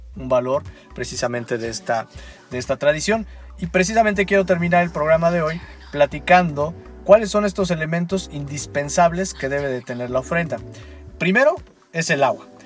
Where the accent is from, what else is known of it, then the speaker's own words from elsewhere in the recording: Mexico; nosotros como mexicanos